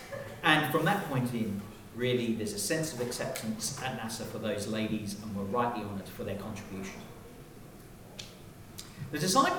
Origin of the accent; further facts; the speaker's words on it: Hong Kong; I was raised in Hong Kong, And one of the perks of being in Hong Kong was that you were members of really nice clubs, right?